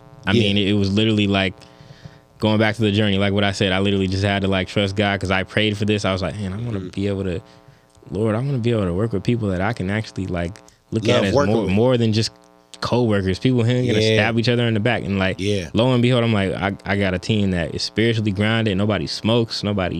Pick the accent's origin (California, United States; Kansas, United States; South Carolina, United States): California, United States; I'm from the Bay, so we can be Kobe and Curry.